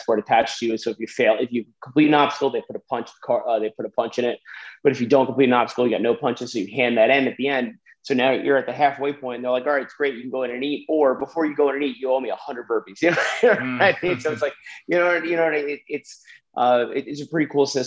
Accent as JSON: {"language": "English", "region": "New Jersey", "country": "United States", "said": "I'm from Jersey"}